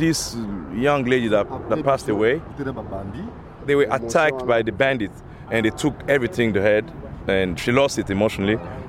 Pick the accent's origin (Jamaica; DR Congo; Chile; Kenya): DR Congo; moved away as an adult; now in Portland, United States; I'm from the Congo.